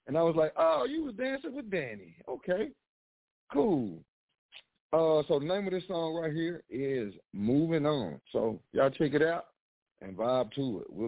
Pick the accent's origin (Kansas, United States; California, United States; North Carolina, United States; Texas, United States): Texas, United States; I'm from Texas, so hey, I'm I'm I'm new to these parts.